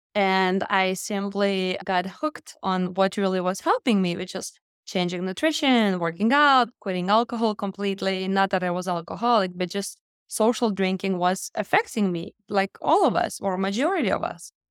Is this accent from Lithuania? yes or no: yes; Lithuania; moved away as an adult; now in United States; I came from Lithuania in the United States when I was twenty-one